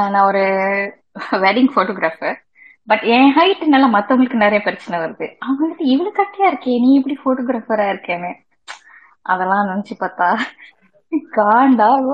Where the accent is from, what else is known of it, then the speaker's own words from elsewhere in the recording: Malaysia; மூணாவது தலைமுறையா மலேசியால இருந்து பிறந்து வந்திருக்கேன்